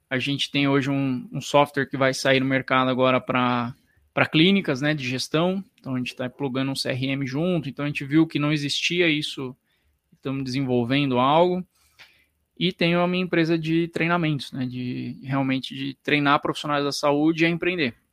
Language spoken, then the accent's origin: Portuguese; Penápolis, São Paulo, Brazil; born there; also born or lived in Paraná / Piracicaba; Na época eu estava em Piracicaba, eu nasci em Penápolis, estudei no Paraná e fui para Piracicaba depois.